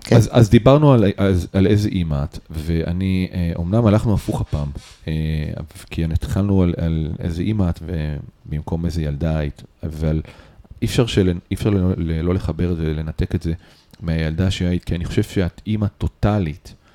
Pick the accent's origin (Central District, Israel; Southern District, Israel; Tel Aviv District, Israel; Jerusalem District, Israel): Tel Aviv District, Israel; Holon; moved away as an adult; now in Netzer Sereni, Israel; אני חולוני, שהתחתן עם קיבוצניקית. אז אני גר בקיבוץ כבר הרבה שנים